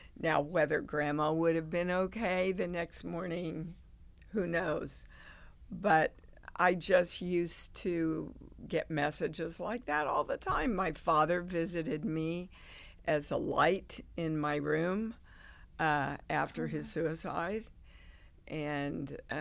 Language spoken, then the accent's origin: English; Kansas, United States; moved away as an adult; also born or lived in New York; I grew up in Kansas. I'd never been out of Kansas in my life